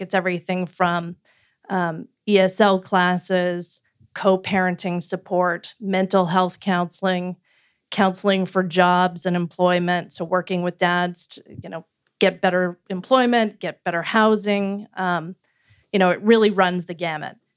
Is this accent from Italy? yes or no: no; Canada; moved away as an adult; also born or lived in Washington, D.C.; now in United States; I grew up in Canada and a social democracy